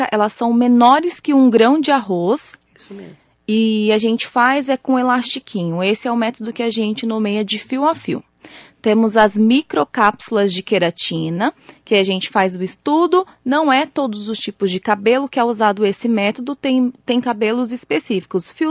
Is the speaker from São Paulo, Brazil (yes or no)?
yes; Suzano, São Paulo, Brazil; eu morei bastante tempo em Suzano. Na verdade, eu vim de São Paulo para Suzano, eu tinha três aninhos.